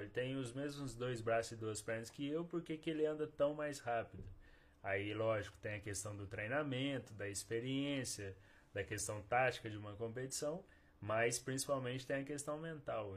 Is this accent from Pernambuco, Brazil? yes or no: no; Bom Repouso, Minas Gerais, Brazil; now in Cambuí, Brazil; Eu sou de Bom Repouso, nasci lá. Vivi os 12 primeiros anos lá e aí eu vim para cá aos 12 anos.